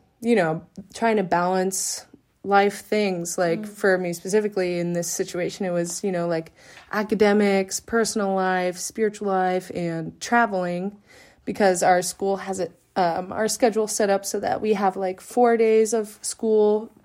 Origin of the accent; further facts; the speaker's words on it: California, United States; moved away as an adult; also born or lived in Steubenville / Austria; people from my hometown, like in California